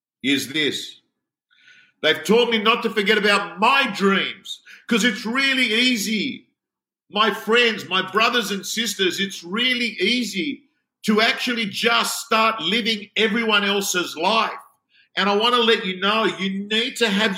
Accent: Sydney, New South Wales, Australia; I was brought up in the Canterbury-Bankstown area, in the Belmore-Lakemba area.

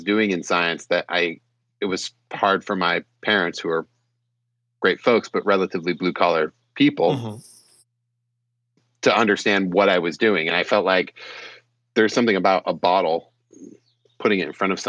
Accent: San Francisco, California, United States; also born or lived in Petaluma, California; I'm a Bay Area kid. I grew up in San Francisco and Petaluma

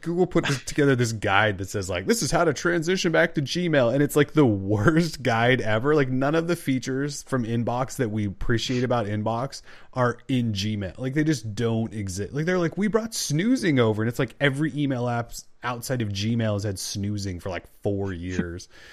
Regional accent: Montana, United States; I'm from Montana.

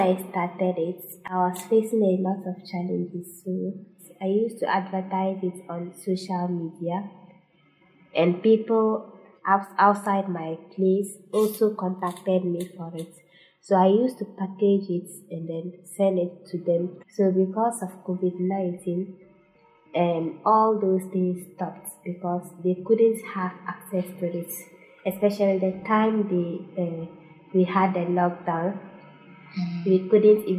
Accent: Tamale, Northern Region, Ghana; I grew up in Tamale

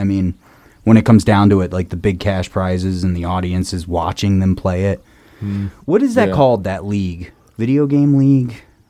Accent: New Jersey, United States; When I was growing up in New Jersey

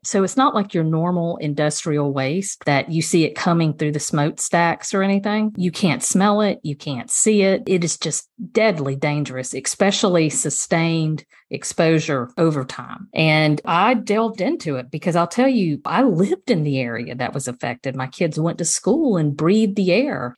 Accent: Dodge County, South Georgia, United States; I'm originally from South Georgia, Dodge County, and that's where I grew up.

